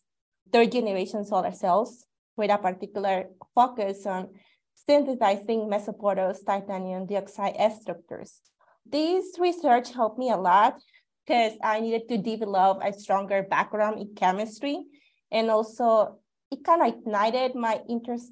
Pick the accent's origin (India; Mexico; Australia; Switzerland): Mexico; Cutzamala, Guerrero; moved away as an adult; also born or lived in Mexico City / Cuernavaca, Morelos; now in Tucson, United States; I was born in Mexico City, and I spent significant part of my childhood in Cutzamala, Guerrero